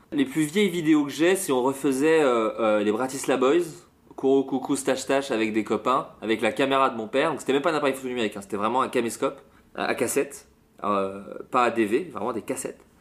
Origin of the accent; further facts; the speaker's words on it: Autun, Bourgogne-Franche-Comté, France; also born or lived in Le Creusot; j'ai grandi euh, à Autun, c'est vraiment une toute petite ville en Bourgogne